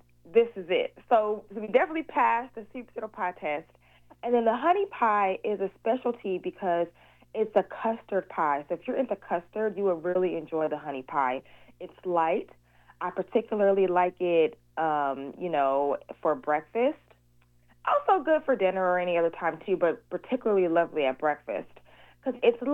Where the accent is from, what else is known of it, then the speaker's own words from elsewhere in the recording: Seattle, Washington, United States; also born or lived in Chicago, Illinois; That's where I was originally born. Even though I'm a Seattle native and I moved down here when I was like 6 months old, I was born in Chicago.